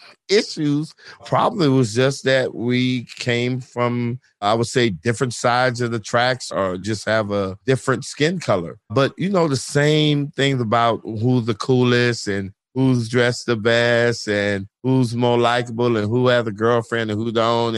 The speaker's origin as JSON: {"language": "English", "town": "Miami", "region": "Florida", "country": "United States", "tie": "born or raised there", "also_born_or_lived": "St. Croix, U.S. Virgin Islands / suburbs of Chicago, Illinois", "said": "grew up in South Florida, Miami, Florida"}